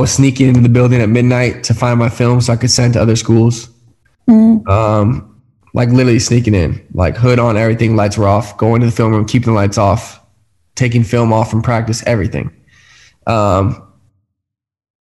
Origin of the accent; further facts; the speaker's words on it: California, United States; moved away as an adult; I'm from California